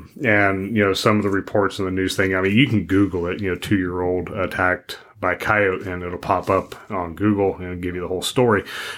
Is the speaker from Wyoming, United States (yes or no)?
yes; Wyoming, United States; where I grew up in Wyoming, if we were driving out in the back country